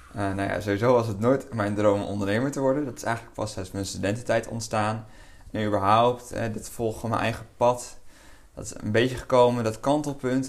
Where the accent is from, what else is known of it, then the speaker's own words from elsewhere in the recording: Lelystad, Flevoland, Netherlands; ik kom uit Lelystad. Daar eh, woon ik al mijn hele leven. ben ik opgegroeid en ook geboren